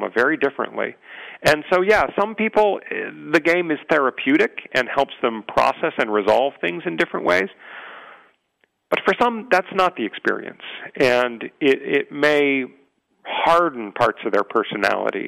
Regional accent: San Diego, California, United States; growing up in San Diego, I had a little bit of an unusual life

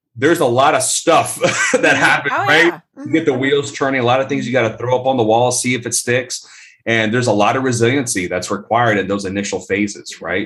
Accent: Tampa, Florida, United States; also born or lived in Colombia; I was born and raised in Tampa, Florida

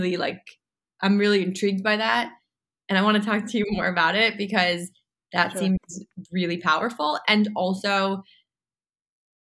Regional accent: New York City, New York, United States; I'm a New Yorker. I'm from New York City

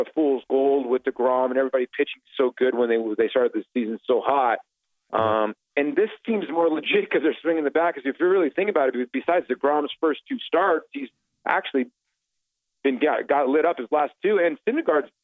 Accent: Arizona, United States; also born or lived in Brooklyn, New York; I was actually grew up in Arizona. I was born in Brooklyn and moved up to Arizona when I was a kid.

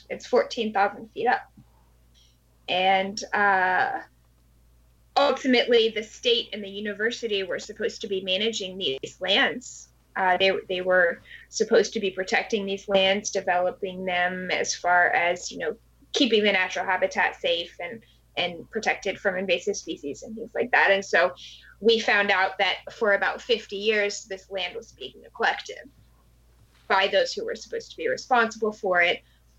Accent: New Jersey, United States; born there; now in Hawaii, United States; But I was born in New Jersey, to go ahead and confess.

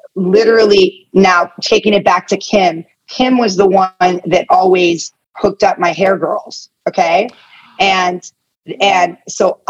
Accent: Atherton, California, United States; also born or lived in Tehran, Iran / England; I grew up in Northern California in a town called Atherton, which is right outside of Palo Alto, Menlo Park.

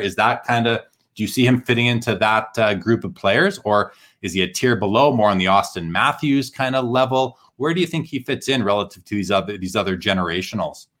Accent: Winnipeg, Manitoba, Canada; moved away; growing up in Winnipeg

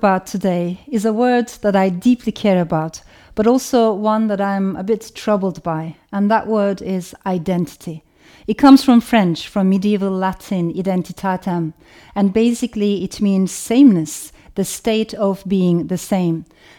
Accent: Turkey; English is a second language; moved away; also born or lived in Strasbourg, France; I was born in France, in Strasbourg, to Turkish parents. And after a while, my parents got separated. My father stayed in France, and my mother brought me to Turkey because for her, Turkey was the motherland.

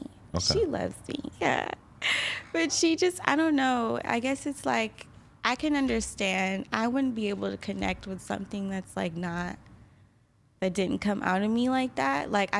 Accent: Kansas City, Missouri, United States; I'm from Kansas City, Missouri. I was adopted when I was like 5.

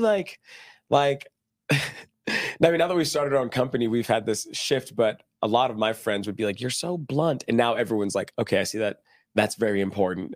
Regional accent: Dallas, Texas, United States; moved away as an adult; also born or lived in Brazil; now in Utah, United States; I grew up really shy in Texas, Dallas, Texas

